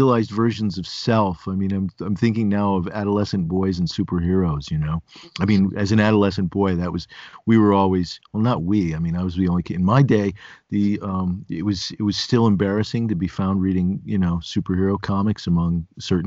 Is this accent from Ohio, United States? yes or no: no; Binghamton, New York, United States; moved away as an adult; now in near Scranton, United States; I grew up near Binghamton, New York